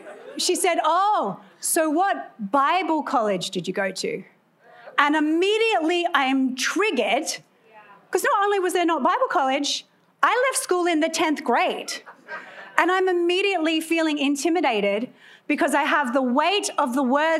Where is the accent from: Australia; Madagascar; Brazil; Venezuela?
Australia; moved away as an adult; also born or lived in California; now in United States; clearly I am Australian, although I've been naturalized, so I'm one of you now